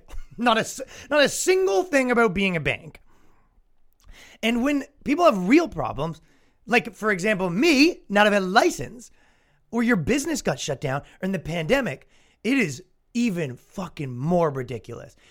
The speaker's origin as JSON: {"language": "English", "country": "Canada", "accent": "Canadian", "moved": "yes", "lives_now": "United States", "said": "I am mocked as a Canadian, constantly mocked for my accent."}